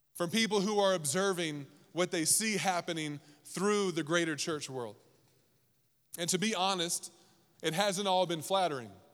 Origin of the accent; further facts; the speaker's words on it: East Coast, United States; I grew up on the East Coast.